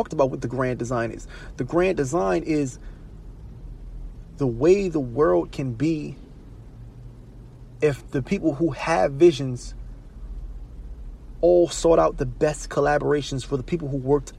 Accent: Baltimore, Maryland, United States; Baltimore City, I'm from Baltimore City

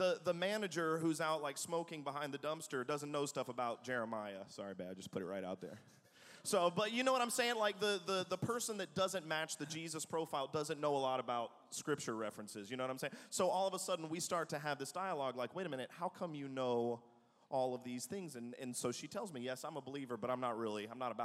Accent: the South, United States; moved away; also born or lived in Manhattan, New York / Atlanta; I grew up in the South

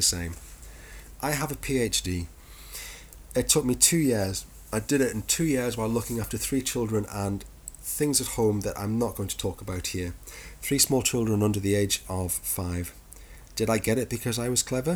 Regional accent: United Kingdom; we are British.

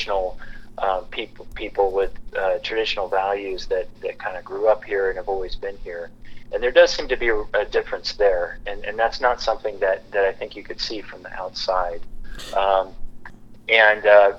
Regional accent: Lewiston, Idaho, United States; moved away as an adult; now in Sandpoint, United States; I grew up in Lewiston, which is about 200 miles south

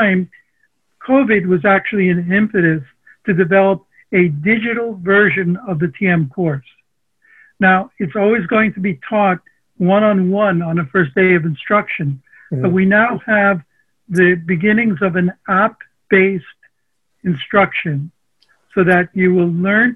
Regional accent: New York City, New York, United States; first language Armenian; English is a second language; also born or lived in Long Island; I'm a New Yorker. I grew up in Sunnyside, Queens.

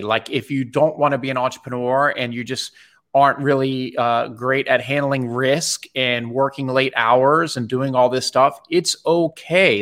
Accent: Bethesda, Maryland, United States; I grew up in Bethesda, Maryland.

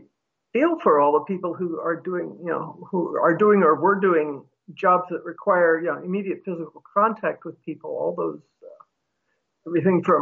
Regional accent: United States; being an American, earn enough money to pay for health insurance

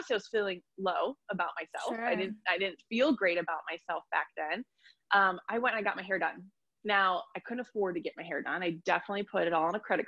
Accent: Ohio, United States; also born or lived in Columbus, Ohio; I'm from Ohio and I live in a small town

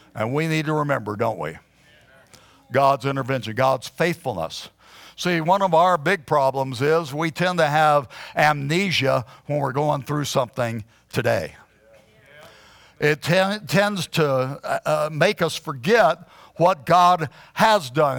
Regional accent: Huntsville, Alabama, United States; moved away as an adult; also born or lived in Arizona; I had been born and raised in Huntsville, Alabama

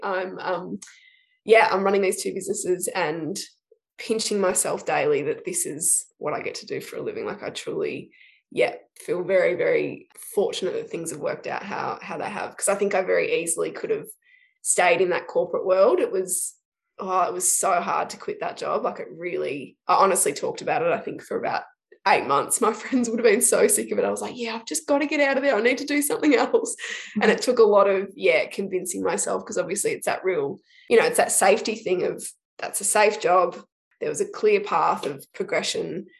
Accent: Shepparton, Victoria, Australia; also born or lived in Melbourne; I grew up in Shepparton, um, so country country kid, grew up out of town, and then moved to Melbourne

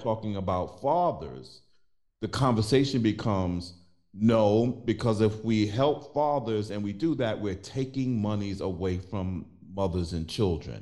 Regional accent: New York City, New York, United States; I was born and raised in Brooklyn

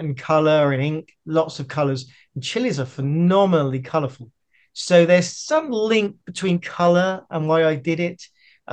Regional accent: Bristol, South West England, United Kingdom; also born or lived in Amersham, Buckinghamshire; For the first 8 years, I lived in Buckinghamshire in Amersham. And then we moved to Bristol when I was 8 years old.

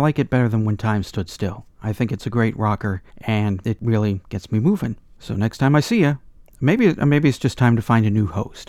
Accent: United States; as an American … collecting …

